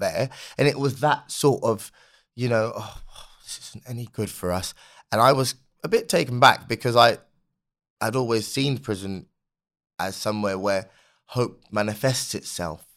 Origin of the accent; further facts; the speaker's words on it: London, United Kingdom; a young black kid growing up in London